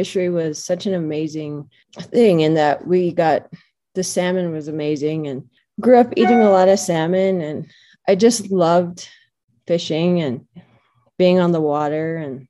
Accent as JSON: {"language": "English", "town": "Naknek", "region": "Alaska", "country": "United States", "tie": "born or raised there", "moved": "as an adult", "said": "I left home at 18. I grew up in Naknek, which is on the Naknek River in the Bristol Bay region of Alaska. I was growing up, I was involved in the subsistence and commercial fishery."}